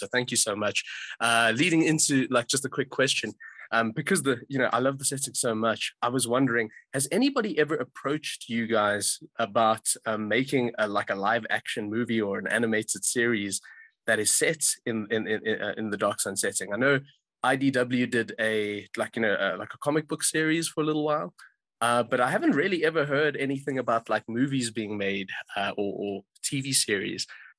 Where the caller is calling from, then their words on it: South Africa; Very pleased to meet you all. I'm phoning in from South Africa, actually.